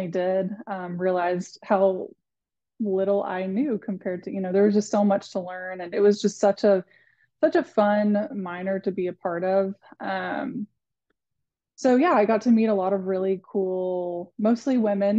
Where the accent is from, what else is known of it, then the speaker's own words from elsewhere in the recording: Athens, Texas, United States; moved away as an adult; now in Fort Worth, United States; I'm from Athens, Texas, which is like northeast Texas, kind of near Tyler. Lived there, grew up there my entire life